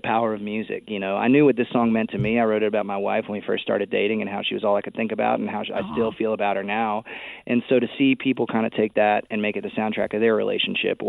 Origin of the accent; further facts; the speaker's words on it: Texas, United States; we're both from Texas